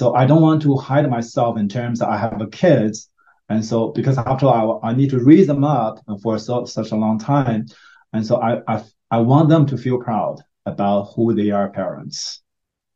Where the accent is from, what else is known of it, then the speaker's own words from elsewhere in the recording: China; now in United States; we are from Asian, and so from China